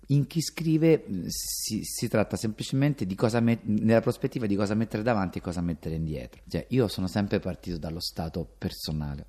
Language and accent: Italian; Rome, Lazio, Italy; sono cresciuto ai parioli a Roma